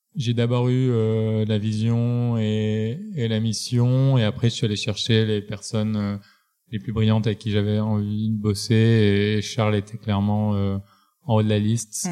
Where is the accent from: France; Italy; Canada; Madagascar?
France; Marseille, Provence-Alpes-Côte d'Azur; je viens de Marseille, grandi dans bonnes conditions